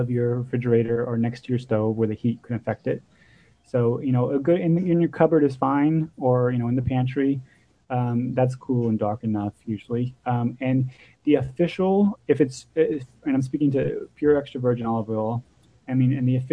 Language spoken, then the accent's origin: English; Texas, United States; moved away; I'm from Texas originally